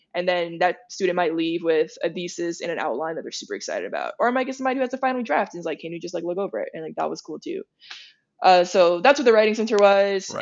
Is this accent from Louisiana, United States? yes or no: yes; Opelousas, Louisiana, United States; moved away; coming from Opelousas